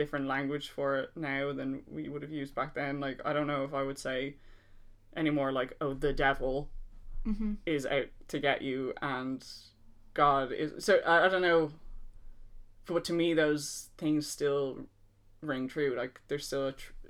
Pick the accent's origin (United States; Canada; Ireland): Ireland; born or raised there